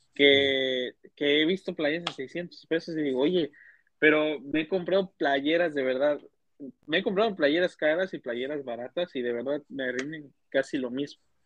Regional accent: State of Mexico, Mexico; yo soy de Estado de México

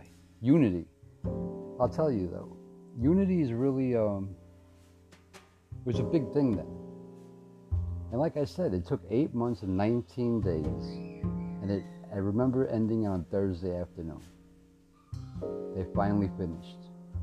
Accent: New York City, New York, United States; I'm proud to be a New Yorker

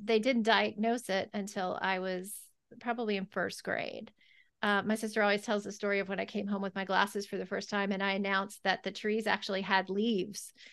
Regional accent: the South, United States; growing up in the South

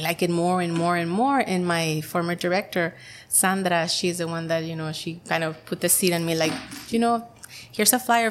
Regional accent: Mexicali, Baja California, Mexico; English is a second language; moved away as an adult; also born or lived in San Diego / San Jose; now in El Centro, United States; I grew up in Mexicali, and when I was 19 years old, we moved to El Centro

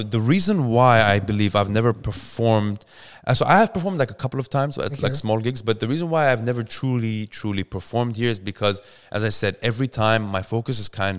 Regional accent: Dubai, United Arab Emirates; now in Australia; I'm born and bred in Dubai.

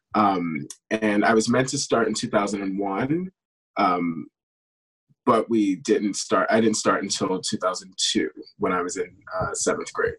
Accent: New York City, New York, United States; I grew up in East Harlem

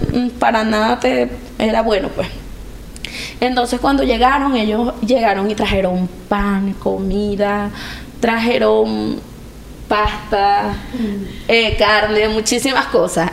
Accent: Venezuela; moved away as an adult; somos de Venezuela

